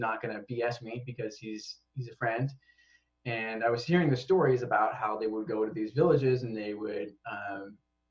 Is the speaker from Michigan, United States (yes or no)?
yes; West Michigan, United States; moved away as an adult; now in Japan; We're from West Michigan